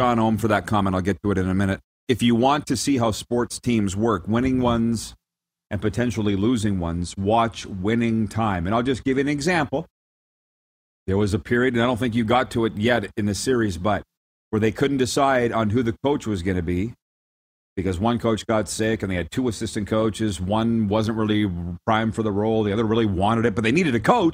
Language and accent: English; Canada; I am Canadian